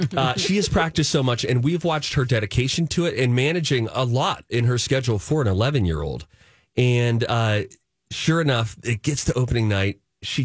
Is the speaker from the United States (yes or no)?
yes; Pittsburgh, Pennsylvania, United States; now in Minnesota, United States; I'm from Pittsburgh, Pennsylvania.